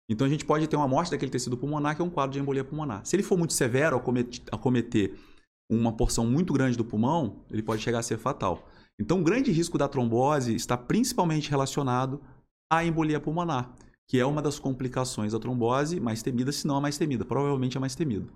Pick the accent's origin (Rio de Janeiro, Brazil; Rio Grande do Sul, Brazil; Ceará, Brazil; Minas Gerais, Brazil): Rio de Janeiro, Brazil; Volta Redonda; also born or lived in Niterói; Sou, sou nascido em Volta Redonda